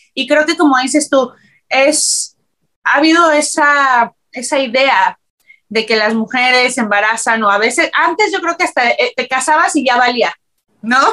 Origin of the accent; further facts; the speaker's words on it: Mexico City, Mexico; moved away as an adult; now in Los Angeles, United States; Yo nací, y crecí en la Ciudad de México